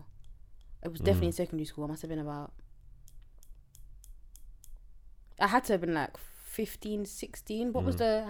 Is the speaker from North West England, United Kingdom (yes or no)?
no; London, United Kingdom; I'm from Tottenham.